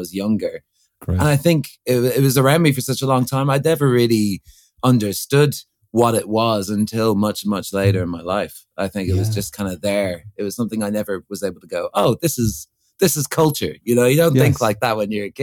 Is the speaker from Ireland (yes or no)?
yes; Ireland; born or raised there; also born or lived in Crouch End, London